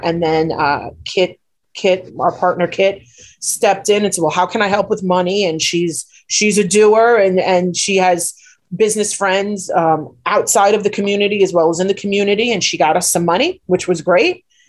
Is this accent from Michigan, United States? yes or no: no; New York City, New York, United States; now in Glen Cove, United States; I grew up in Bayside, so Bayside's the North Shore too. So right. even though we're Queens